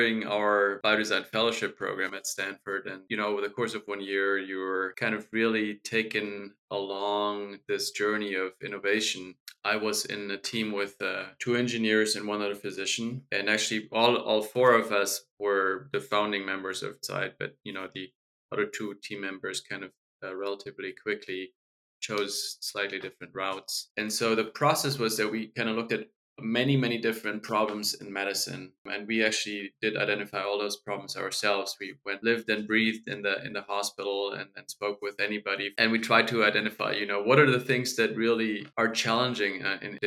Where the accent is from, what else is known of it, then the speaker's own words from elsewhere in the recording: Germany; moved away; I grew up in Germany and I studied medicine